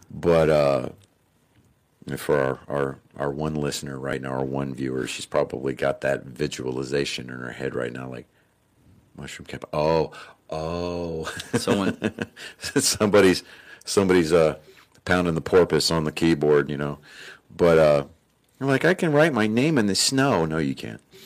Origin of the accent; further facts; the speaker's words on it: Texas, United States; I'm from Texas